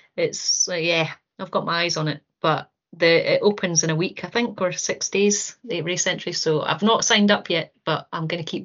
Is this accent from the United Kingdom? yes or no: yes; Aberdeen, Scotland, United Kingdom; also born or lived in Stornoway / Dortmund / Kinross; I was born in Stornoway, and my dad was in the army, so we sort of dotted around all over the place, even in Dortmund for a wee while. But I think I would say I did primary school in Aberdeen, and then I did high school in Kinross